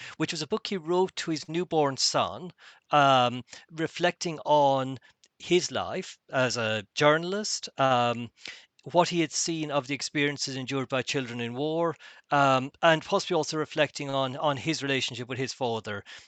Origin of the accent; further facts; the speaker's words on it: Ireland; being typically Irish